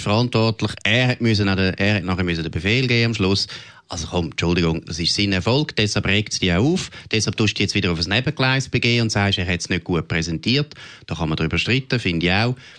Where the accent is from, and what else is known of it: Switzerland